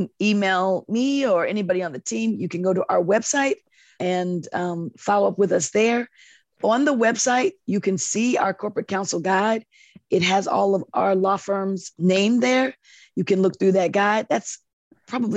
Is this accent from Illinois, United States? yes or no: yes; Chicago, Illinois, United States; It's going to be in my hometown.